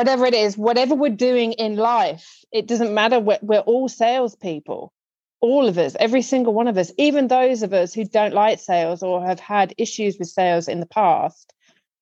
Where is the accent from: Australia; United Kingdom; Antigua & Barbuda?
United Kingdom; me as a Brit